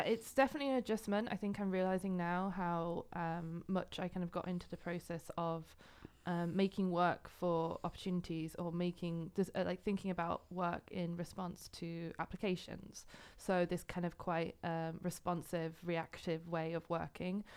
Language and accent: English; Yorkshire and the Humber, United Kingdom; moved away as an adult; also born or lived in Glasgow, Scotland; now in Netherlands; I'm originally from England, uh, from North Yorkshire